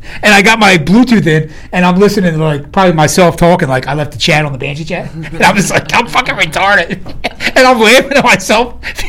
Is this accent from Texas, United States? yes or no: no; Philadelphia, Pennsylvania, United States; I'm from Philly